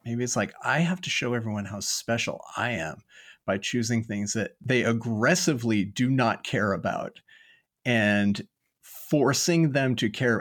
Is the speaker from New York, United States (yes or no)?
no; Lodi, California, United States; I grew up in Lodi, California.